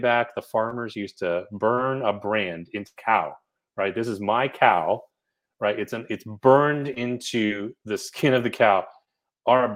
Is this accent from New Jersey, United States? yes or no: yes; New Jersey, United States; I'm from New Jersey